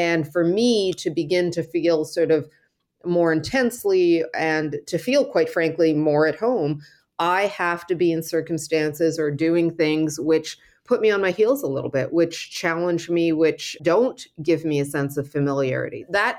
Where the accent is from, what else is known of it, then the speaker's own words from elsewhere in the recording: Cairo, Cairo Governorate, Egypt; born there; moved away; my history, which is in the Middle East, I was born in Cairo, although I only lived there for a brief period of time, equally shaped me.